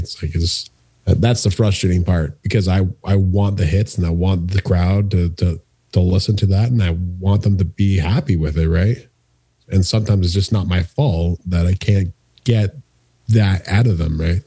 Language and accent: English; Woodstock, Ontario, Canada; moved away; at a skate park in in Woodstock, Ontario